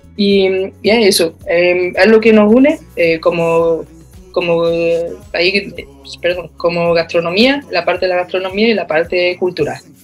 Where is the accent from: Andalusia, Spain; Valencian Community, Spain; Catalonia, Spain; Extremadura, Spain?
Andalusia, Spain; Baños de la Encina; now in Australia; soy de Andalucía, de un pueblo de la provincia de Jaén que se llama Baño de la Encina